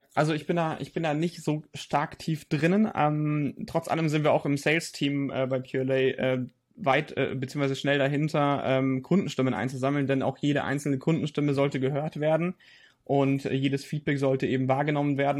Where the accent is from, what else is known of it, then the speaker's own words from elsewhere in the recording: Nuremberg, Bavaria, Germany; ich komme aus Nürnberg